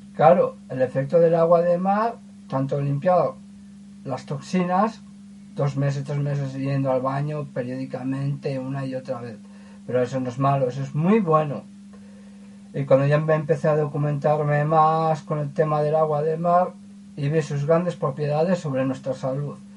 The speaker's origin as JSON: {"language": "Spanish", "town": "Ermua", "region": "Basque Country", "country": "Spain", "said": "soy de Hermoa"}